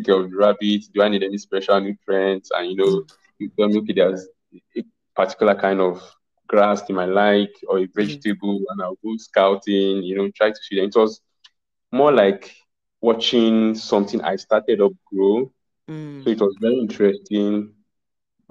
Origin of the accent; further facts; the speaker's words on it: Zaria, Kaduna State, Nigeria; I grew up in Zaria.